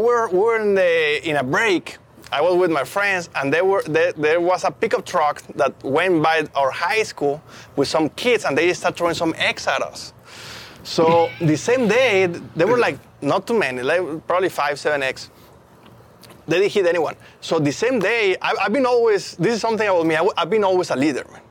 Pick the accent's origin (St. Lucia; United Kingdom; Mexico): Mexico; English is a second language; moved away as an adult; now in United States; I grew up in Mexico